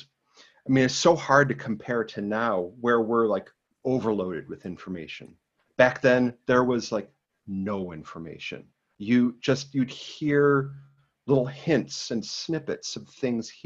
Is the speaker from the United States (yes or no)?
yes; Rochester, New York, United States; moved away as an adult; now in Washington, DC, United States; I was born and raised in Rochester, New York